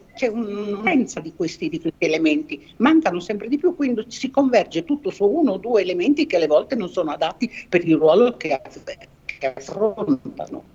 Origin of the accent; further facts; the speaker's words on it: Trieste, Friuli-Venezia Giulia, Italy; io sono, vengo da Trieste, è una città molto musicale